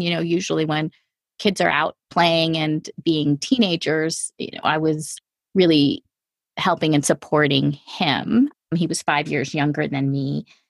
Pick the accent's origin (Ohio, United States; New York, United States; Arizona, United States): New York, United States; outside of New York City, United States; I grew up outside of New York City in a pretty large family